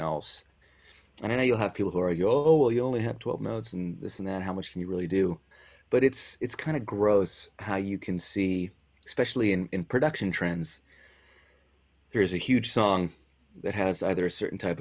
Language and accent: English; San Diego, California, United States; moved away as an adult; also born or lived in Bonita; I was born in San Diego. I was born and raised there. I lived there for the vast majority of my life.